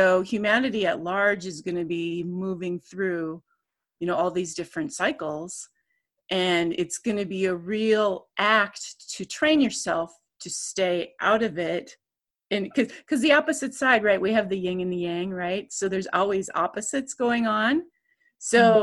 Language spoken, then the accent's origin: English; Minnesota, United States; my home state, Minnesota